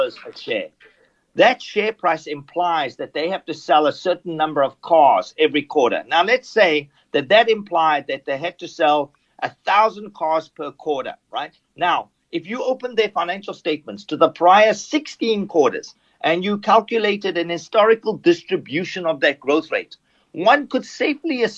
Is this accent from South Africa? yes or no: yes; South Africa; moved away; growing up in South Africa